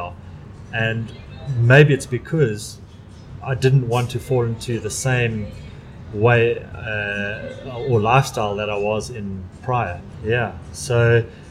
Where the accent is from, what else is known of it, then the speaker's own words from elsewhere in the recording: Durban, KwaZulu-Natal, South Africa; I'm from Durban